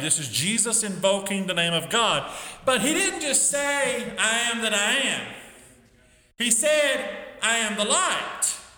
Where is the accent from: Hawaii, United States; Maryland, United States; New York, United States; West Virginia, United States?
West Virginia, United States; also born or lived in Michigan / Chicago; I grew up primarily in West Virginia, but also lived in uh, lived in Michigan, lived in Chicago